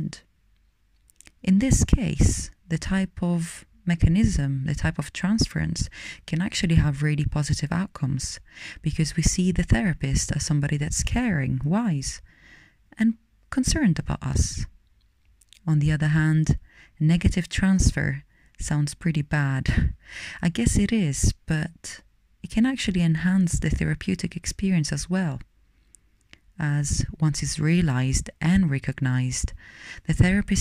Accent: Rome, Lazio, Italy; moved away; I'm originally from Rome, Italy.

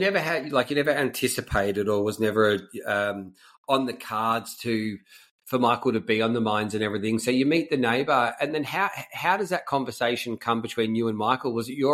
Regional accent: Melbourne, Victoria, Australia; growing up in Melbourne

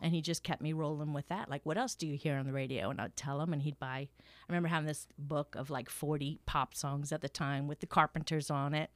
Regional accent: Thibodaux, Louisiana, United States; I grew up in Thibodeau, not exactly a musical metropolis

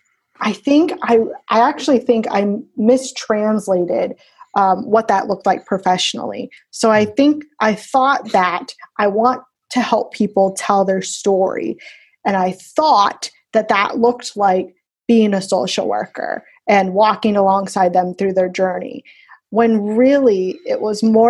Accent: Florida, United States; Born and raised in Florida

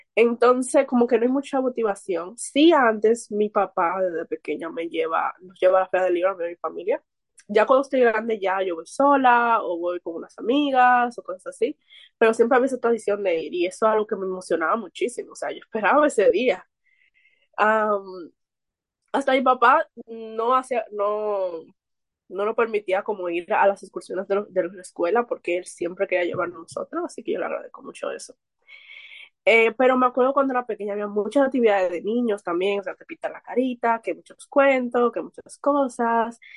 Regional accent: Santo Domingo, Distrito Nacional, Dominican Republic; soy de República Dominicana más específico Santo Domingo, que es la capital.

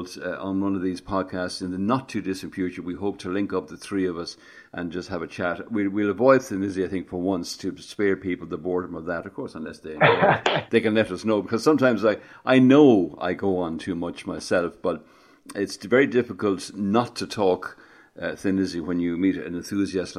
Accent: Ireland; as Irish people

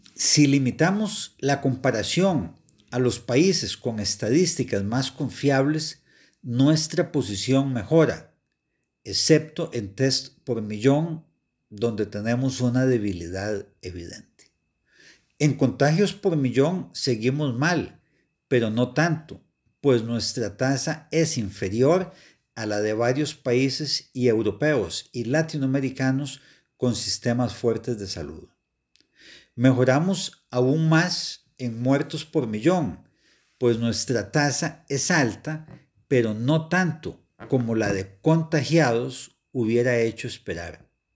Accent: Costa Rica

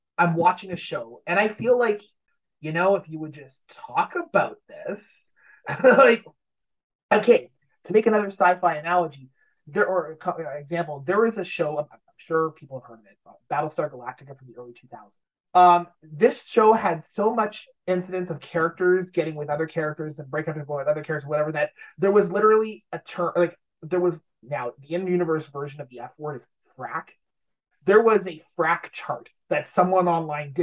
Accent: Sudbury, Ontario, Canada; it's filmed in my hometown

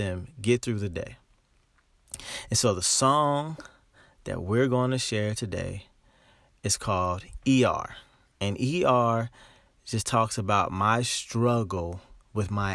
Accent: Dayton, Ohio, United States; moved away as an adult; also born or lived in Los Angeles, California; I'm from Dayton, Ohio. And I moved to Los Angeles about 8 years ago. I live in Dayton, Ohio now.

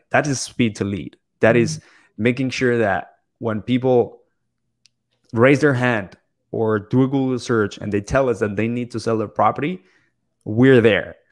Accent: Bogota, Colombia; also born or lived in Toronto, Canada / Ottawa, Canada / Michigan, United States; now in South Florida, United States; I was born in Bogota, Colombia. I currently live in South Florida

